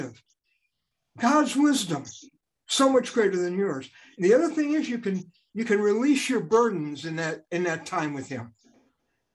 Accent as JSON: {"language": "English", "town": "Chicago", "region": "Illinois", "country": "United States", "tie": "born or raised there", "said": "growing up in Chicago, my dad took me to Riverview Park"}